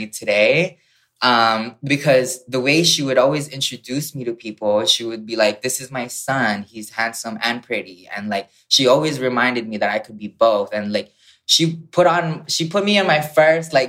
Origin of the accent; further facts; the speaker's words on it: Hawaii, United States; also born or lived in Philippines; I grew up in the Philippines and then I moved in Hawaii when I was 8 years old.